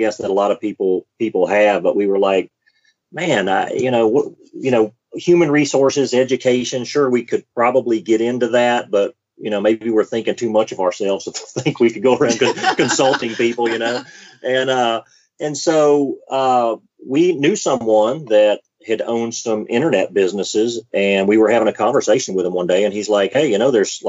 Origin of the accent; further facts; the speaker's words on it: Mobile, Alabama, United States; moved away; we're from Mobile, Alabama